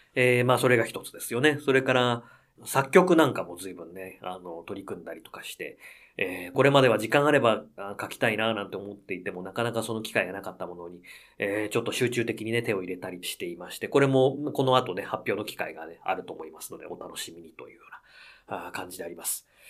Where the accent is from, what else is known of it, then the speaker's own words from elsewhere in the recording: Akita, Japan; moved away; 私の地元秋田県のですね